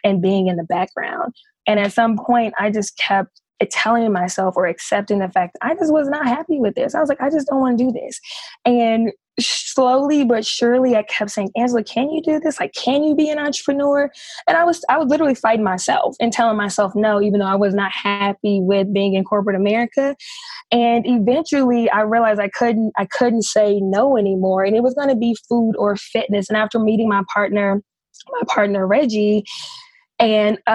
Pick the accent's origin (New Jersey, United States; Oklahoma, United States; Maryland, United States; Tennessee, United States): Tennessee, United States; Memphis; I was born and raised in Memphis, Tennessee